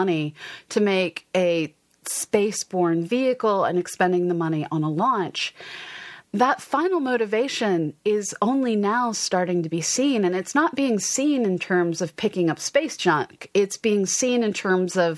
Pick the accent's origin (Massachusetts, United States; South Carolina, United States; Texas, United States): Massachusetts, United States; Westford; I grew up in Westford, Massachusetts